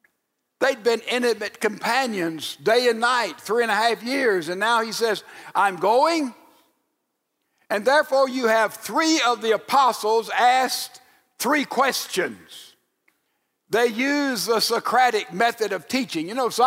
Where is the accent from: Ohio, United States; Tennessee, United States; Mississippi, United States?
Mississippi, United States; Laurel; That's about the distance from here to my hometown of Laurel, Mississippi.